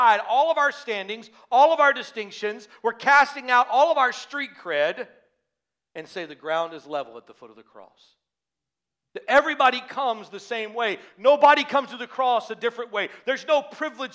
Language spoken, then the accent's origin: English; the South, United States; moved away; I grew up in the South